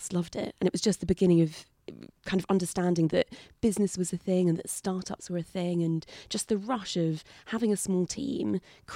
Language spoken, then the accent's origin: English; New Forest, South East England, United Kingdom; I grew up in the New Forest, so on the south coast in this amazing national park.